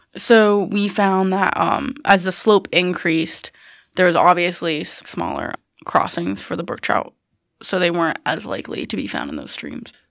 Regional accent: Herndon, Pennsylvania, United States; moved away as an adult; also born or lived in Selinsgrove, Pennsylvania; I am originally from Herndon, Pennsylvania. I went to London High School.

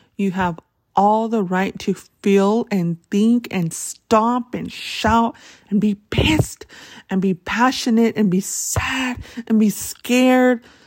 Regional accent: Tucson, Arizona, United States; That's my hometown

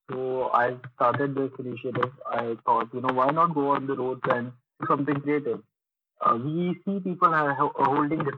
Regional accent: Nagpur, Maharashtra, India; also born or lived in Dubai; now in Pune, India; I am basically from Nagpur, but uh, most of my life I have stayed in Dubai and basically from the last five years I'm here in Pune.

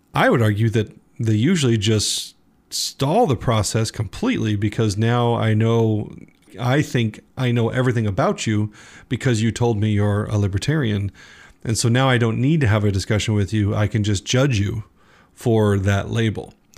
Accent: United States

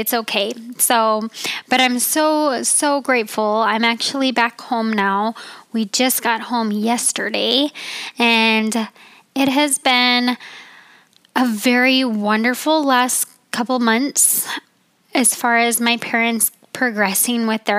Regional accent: Utah, United States; also born or lived in Colorado; I call Utah my home state and Colorado.

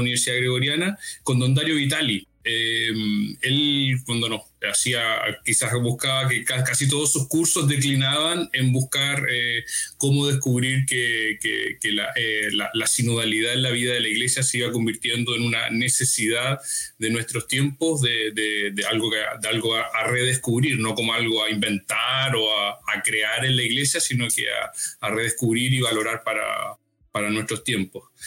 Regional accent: Talca, Maule, Chile; soy chileno eh, de una diócesis pequeña, más o menos pequeña, pero no arquidiócesis, dijéramos, se llama Talca

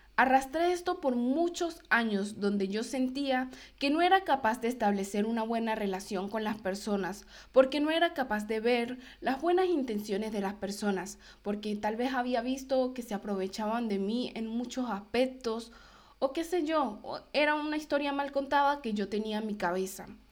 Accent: Venezuela; moved away as an adult; cuando llegué de Brasil a Venezuela, yo ya tenía claro que yo quería inmigrar, que yo quería irme de Venezuela

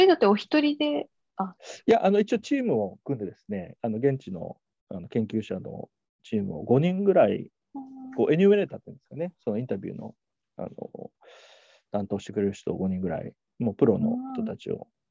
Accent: Kansai, Japan; 私、関西出身なんで、はい、実家から通っていい大学院っていうことで

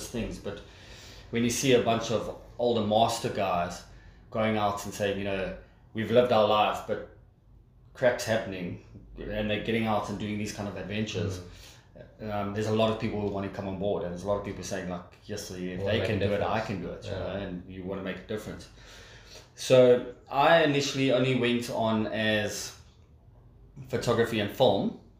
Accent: Zimbabwe; we're from Zimbabwe

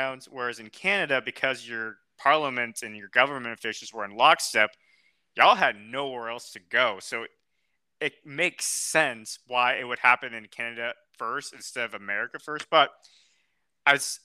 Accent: United States; as an American

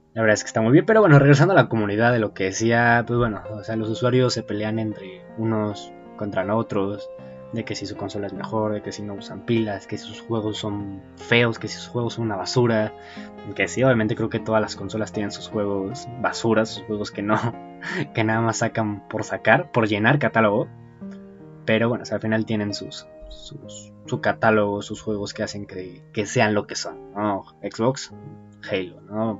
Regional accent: Mexico; soy mexicano

